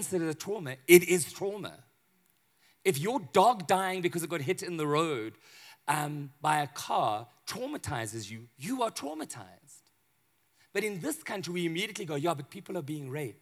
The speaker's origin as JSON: {"language": "English", "town": "Johannesburg", "region": "Gauteng", "country": "South Africa", "said": "I'm from Johannesburg"}